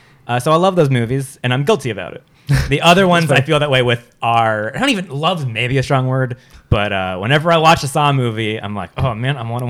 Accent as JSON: {"language": "English", "town": "Santa Clarita", "region": "California", "country": "United States", "said": "I'm from Santa Clarita, California."}